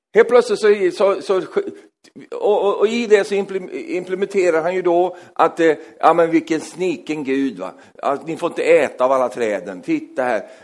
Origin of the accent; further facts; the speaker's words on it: Sweden; jag är svensk